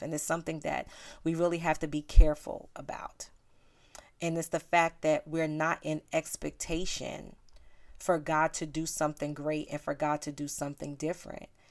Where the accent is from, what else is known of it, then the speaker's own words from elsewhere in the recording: New York City, New York, United States; I am from South Bronx, New York, and I grew up in what I believe is a melting pot